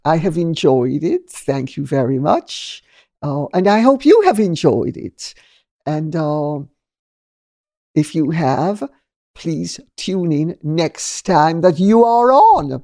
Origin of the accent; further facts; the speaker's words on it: Jamaica; now in United Kingdom; I'm Jamaican and I come from a multicultural, multinational, multicolored society